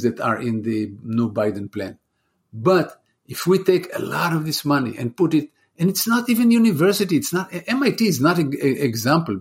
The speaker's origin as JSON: {"language": "English", "country": "Israel", "moved": "as an adult", "lives_now": "United States", "said": "I'm from Israel. I'm originally from Israel."}